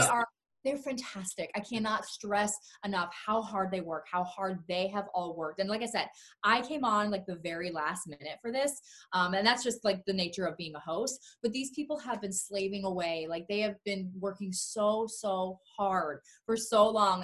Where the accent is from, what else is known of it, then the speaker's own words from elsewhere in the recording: Florida, United States; moved away as an adult; now in Los Angeles, United States; I'm from Florida